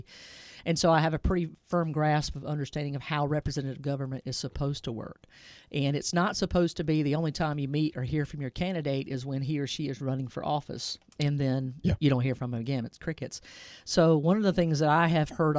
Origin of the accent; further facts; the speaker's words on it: Clover, South Carolina, United States; I'm from South Carolina originally. I grew up in Clover, South Carolina, York County